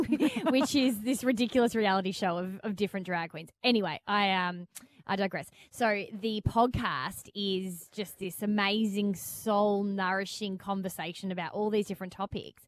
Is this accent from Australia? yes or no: yes; Melbourne, Victoria, Australia; Radio nerds growing up in Melbourne